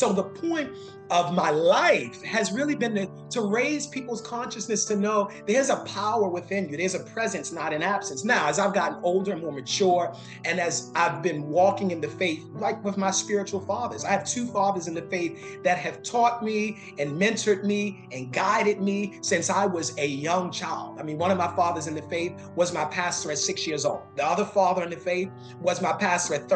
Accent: Baltimore, Maryland, United States; moved away; I am from Baltimore, Maryland, originally

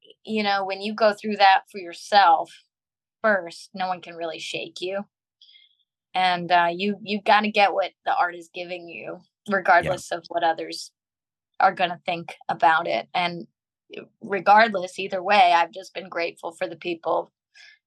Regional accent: Long Beach, California, United States; my birth certificate says I'm from Long Beach, California

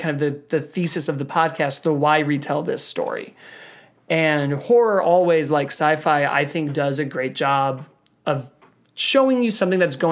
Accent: Chicago, Illinois, United States; I'm from Chicago. I'm from the North Shore

